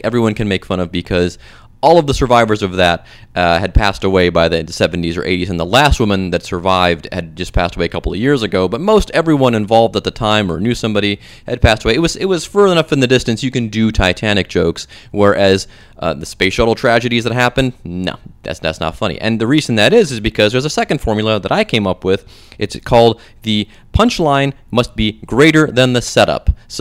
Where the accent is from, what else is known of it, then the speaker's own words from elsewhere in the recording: Cleveland, Ohio, United States; now in Cincinnati, United States; I'm from there